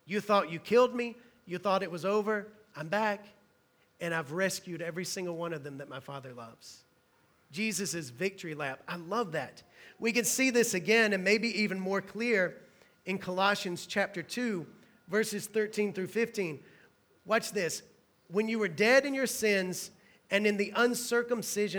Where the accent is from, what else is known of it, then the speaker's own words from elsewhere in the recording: Hueytown, Alabama, United States; where I'm from in Alabama, the only thing my town is known for is NASCAR. If you drive into my town, Hueytown, Alabama